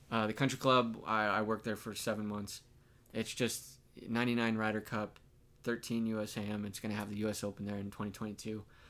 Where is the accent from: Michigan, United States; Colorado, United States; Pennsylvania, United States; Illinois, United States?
Colorado, United States; Pueblo; growing up in Pueblo, we put green chilies on everything